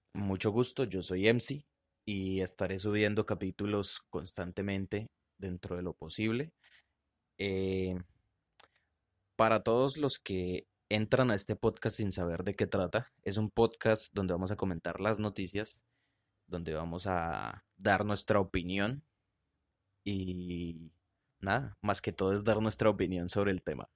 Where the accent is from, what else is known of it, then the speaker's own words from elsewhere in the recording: Colombia; somos colombianos